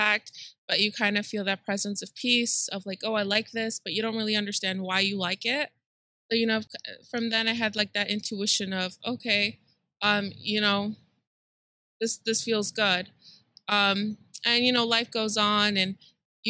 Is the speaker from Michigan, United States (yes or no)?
yes; Detroit, Michigan, United States; also born or lived in Mexico; I was born in Mexico, and my parents brought me to the United States when I was 2 years old. So, you know, I grew up in Southwest Detroit